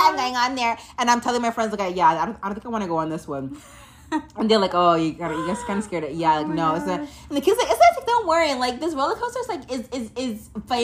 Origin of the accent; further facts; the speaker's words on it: United States; now in Canada; I grew up in the States.